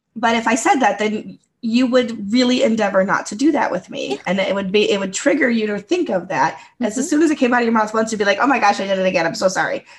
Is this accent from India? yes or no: no; United States; first language English; English is my first language and I grew up in the United States